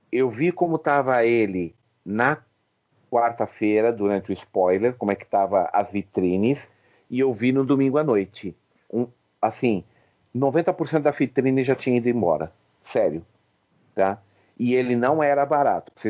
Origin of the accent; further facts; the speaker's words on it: São Paulo, Brazil; Não, sou do ABC, do ABC.